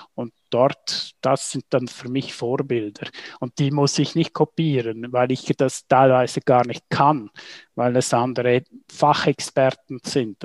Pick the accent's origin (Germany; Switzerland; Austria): Switzerland; St. Moritz, Graubünden; aufgewachsen in St. Moritz